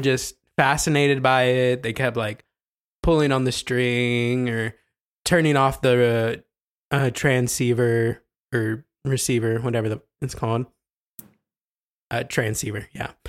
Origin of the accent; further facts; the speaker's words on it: Ohio, United States; I'm from Ohio